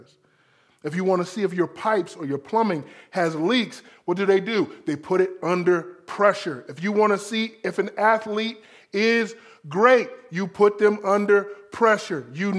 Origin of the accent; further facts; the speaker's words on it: South Florida, United States; I'm from South Florida.